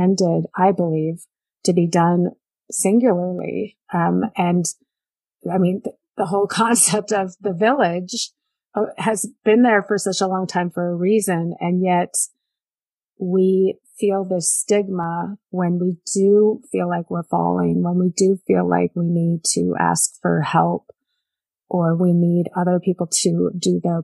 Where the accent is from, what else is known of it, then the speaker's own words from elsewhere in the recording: Bay Area, California, United States; I grew up in the Bay Area